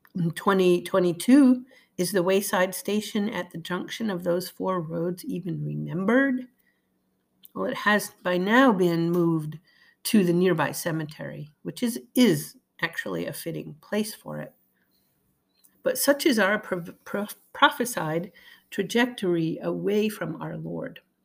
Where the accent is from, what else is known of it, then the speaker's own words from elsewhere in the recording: East Greenwich, Rhode Island, United States; It's my hometown where I grew up